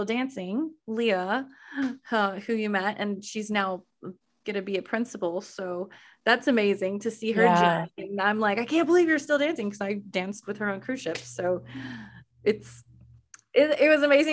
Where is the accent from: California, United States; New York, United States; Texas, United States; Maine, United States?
Texas, United States; Weatherford; moved away as an adult; I grew up in Weatherford, Texas